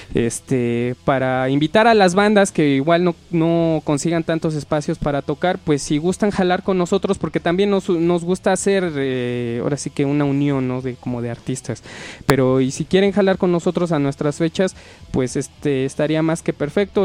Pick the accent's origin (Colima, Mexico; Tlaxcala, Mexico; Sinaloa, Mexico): Tlaxcala, Mexico; nosotros somos directamente de Clax